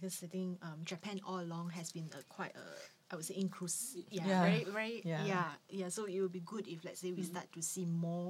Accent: Singapore; Yeah, speaking as a Singaporean.

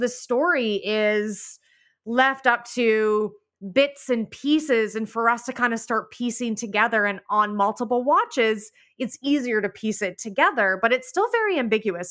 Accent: Canada; I'm Canadian.

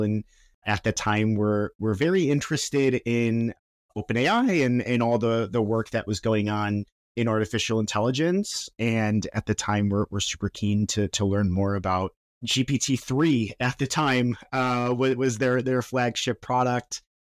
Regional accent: Chicago, Illinois, United States; we're from Chicago and we were, we launched in Chicago

